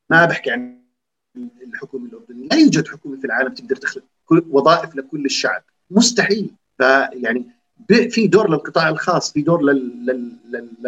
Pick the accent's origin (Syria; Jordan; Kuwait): Jordan; احنا عم نحكي عن شباب اردنيين بيشبهونا